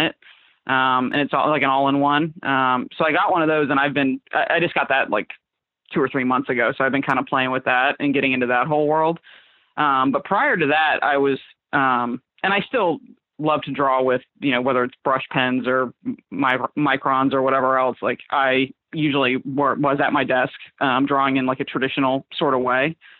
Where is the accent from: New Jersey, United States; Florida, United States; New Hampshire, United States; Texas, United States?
Florida, United States; Fort Myers; moved away as an adult; now in Philadelphia, United States; I'm from Fort Myers. It's like a little town. Well, it's it's getting bigger now. It was smaller when I grew up in the in the outskirts of it